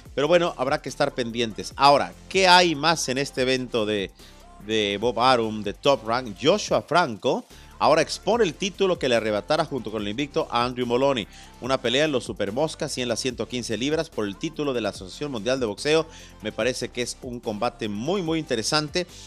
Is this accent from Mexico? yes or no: yes; Mexico City, Mexico; yo nací en México, en la capital mexicana